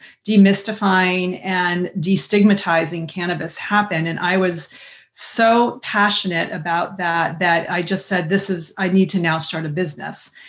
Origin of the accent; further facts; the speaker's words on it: Southern California, United States; growing up in Southern California in the 70s